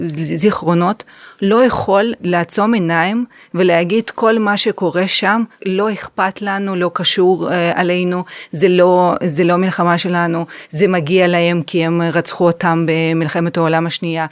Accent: Ukraine; now in Israel; אני במקור מאוקראינה, נולדתי שם

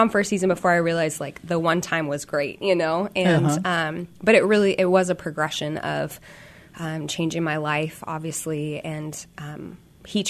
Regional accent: Olympia, Washington, United States; I grew up in Olympia, so state capital

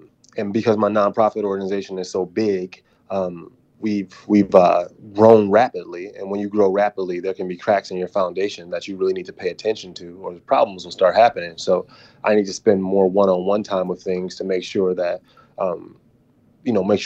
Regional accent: Waukegan, Illinois, United States; I grew up in Waukegan, Illinois

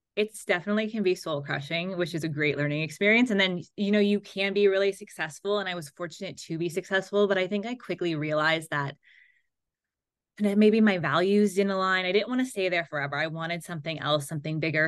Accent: Seal Beach, California, United States; I grew up in Southern California in a little beach town called Seal Beach.

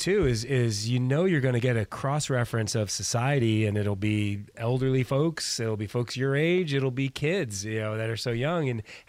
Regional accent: New York City, New York, United States; I grew up in the Bronx, New York, in an apartment building.

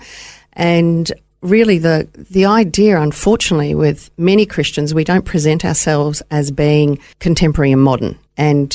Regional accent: Melbourne, Victoria, Australia; moved away as an adult; also born or lived in Boroko, Papua New Guinea; now in Gold Coast, Australia; I was born in Baroko, and my parents were working over there at the time in the 50s and the 60s. And then as a young girl, my father was commissioned to work on the Tullamarine Project and in Victoria, working for the Commonwealth Department of Works. And we went down to Melbourne, and I was there for 30 years

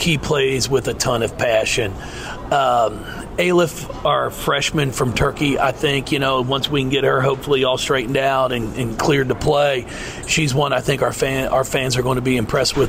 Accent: Northern Kentucky, United States; I grew up in Northern Kentucky

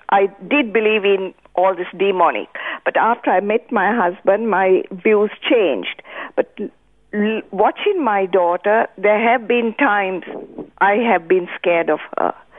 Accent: Sri Lanka; now in Australia; I come from Ceylon

